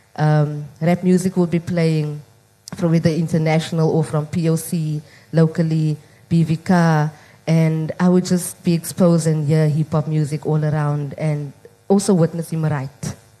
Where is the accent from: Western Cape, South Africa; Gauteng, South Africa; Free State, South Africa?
Western Cape, South Africa; Cape Town; growing up in Mitchell's Plain